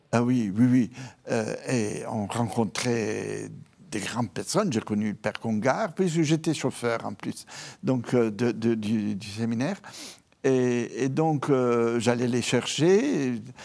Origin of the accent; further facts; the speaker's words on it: Rome, Lazio, Italy; French is a second language; moved away; also born or lived in Piedmont, Italy; Je suis italien. Euh, mais j'ai une mère piémontaise du nord-ouest de l'Italie, mhm. euh, donc assez influencée par la France, par la mentalité, par la spiritualité, etc. Et un père euh, de Rome. Et à Rome, j'ai été conçu, à Rome, j'ai ensuite vécu